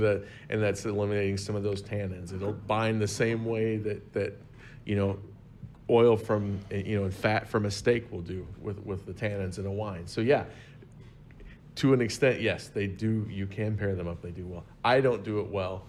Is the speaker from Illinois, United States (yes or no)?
yes; Southern Illinois, United States; I am from Southern Illinois